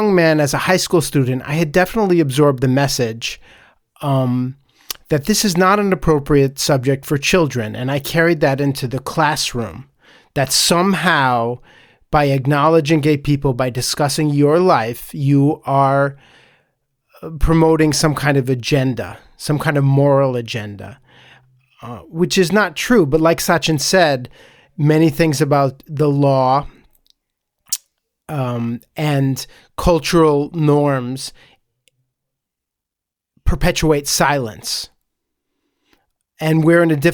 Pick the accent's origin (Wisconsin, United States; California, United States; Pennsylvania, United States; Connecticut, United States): Connecticut, United States; I didn't grow up in Staten Island. I grew up in Connecticut